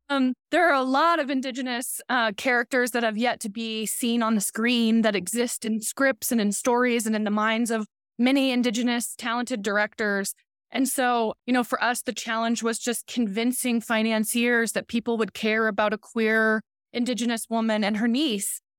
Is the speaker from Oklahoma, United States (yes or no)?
yes; Oklahoma and Southwest Missouri, United States; I'm from the Seneca Cayuga Nation. I grew up in Oklahoma and Southwest Missouri